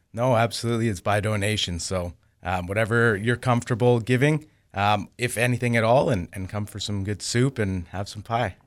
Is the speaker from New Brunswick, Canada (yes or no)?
no; Winkler, Manitoba, Canada; I didn't grow up there. I grew up here in Winkler